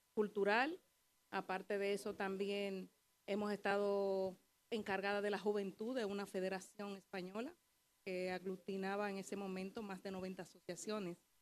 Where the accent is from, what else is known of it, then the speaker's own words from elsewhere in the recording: Bonao, Monseñor Nouel, Dominican Republic; also born or lived in Canary Islands, Spain; now in Madrid, Spain; Soy de Bonao